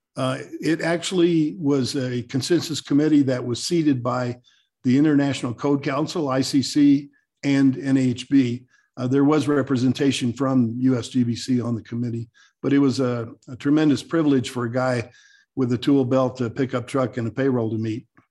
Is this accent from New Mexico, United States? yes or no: yes; New Mexico, United States; moved away as an adult; now in Colorado, United States; I was born in New Mexico and raised down there